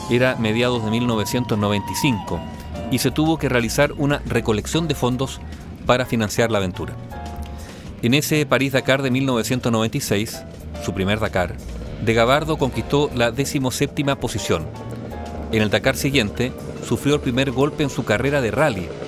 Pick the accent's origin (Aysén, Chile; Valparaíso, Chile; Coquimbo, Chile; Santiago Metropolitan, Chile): Santiago Metropolitan, Chile; Huelquén; Yo nací acá, estudié en Santiago y todo, pero siempre vinculado al campo con mis padres. Y Huelquén es un pueblo que queda